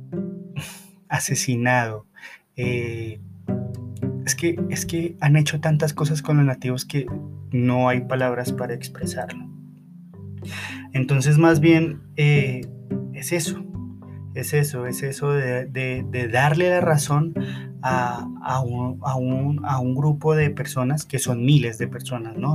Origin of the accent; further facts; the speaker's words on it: Colombia; mi país